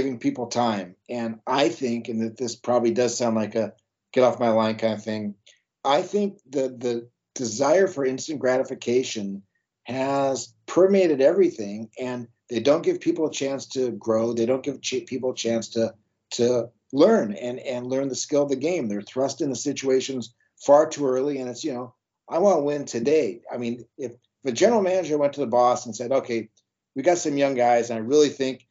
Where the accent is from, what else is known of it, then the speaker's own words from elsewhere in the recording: Long Beach, California, United States; growing up in Long Beach